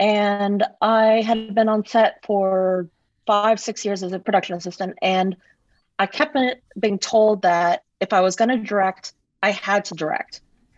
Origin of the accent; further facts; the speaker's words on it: Russia; also born or lived in Malaysia; I grew up in Russia and Malaysia, so that wasn't too much of a stretch.